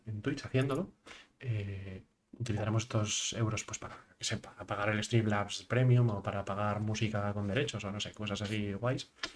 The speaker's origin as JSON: {"language": "Spanish", "region": "Asturias", "country": "Spain", "also_born_or_lived": "United Kingdom", "said": "Yo como asturiano"}